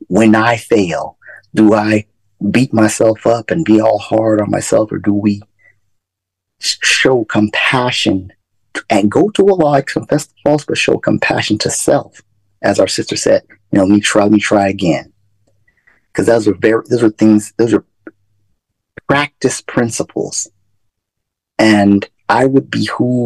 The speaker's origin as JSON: {"language": "English", "town": "Phoenix", "region": "Arizona", "country": "United States", "tie": "born or raised there", "moved": "yes", "said": "I grew up in Phoenix from the beginning of the rebuilding effort"}